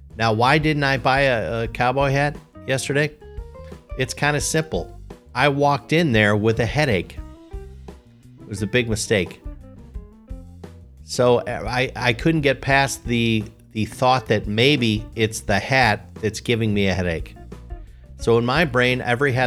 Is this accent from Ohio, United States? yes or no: no; Chicago, Illinois, United States; I'm from Chicago